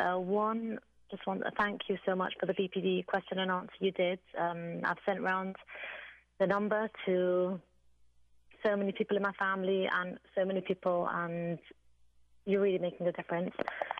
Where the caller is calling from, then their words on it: England, United Kingdom; I'm calling from England